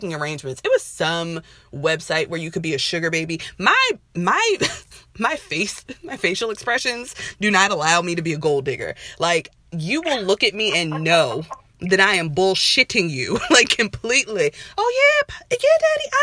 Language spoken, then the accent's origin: English; Baltimore, Maryland, United States; I'm from Baltimore